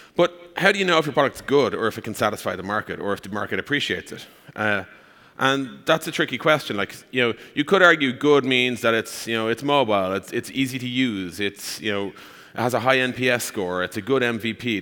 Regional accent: Ireland; accent: Irish; I am from Ireland. That's the accent you're hearing.

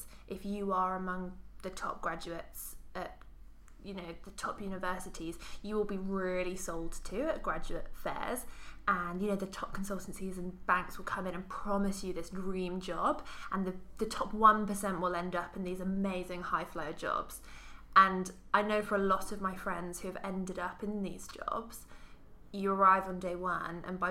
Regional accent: Cambridge, East of England, United Kingdom; growing up in Cambridge

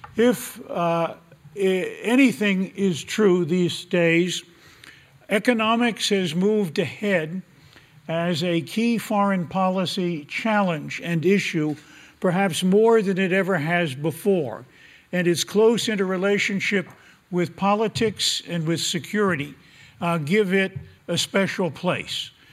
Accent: United States; my country, America

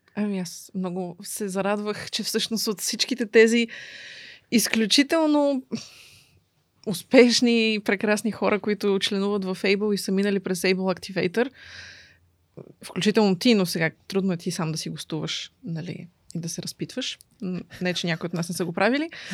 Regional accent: Sofia, Sofia City, Bulgaria; also born or lived in Kokalyane; от София съм, така да се каже, въпреки че а, имам щастието да живея още от малка в село Кокаляне

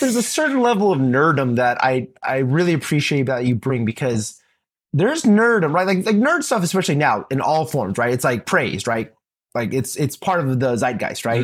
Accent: Texas, United States; I grew up in the South, in Texas, the good old state of Texas

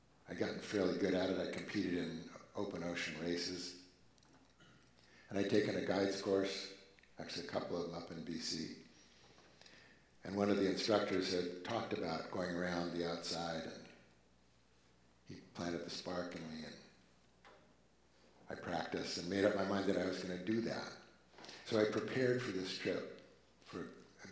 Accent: Oregon, United States; I'm from the States, Oregon.

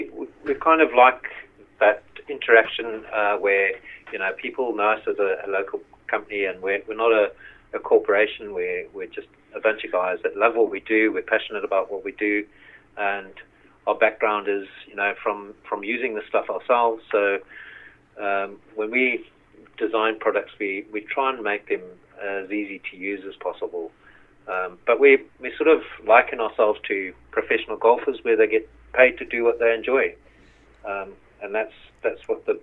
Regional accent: Zimbabwe; moved away as an adult; We came over from Zimbabwe about 13 years ago. My sort of background is in the motor trade.

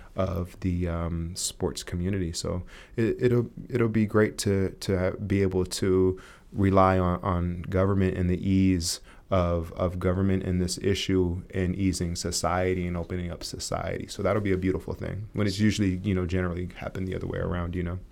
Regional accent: Santa Cruz, California, United States; growing up in Santa Cruz, California

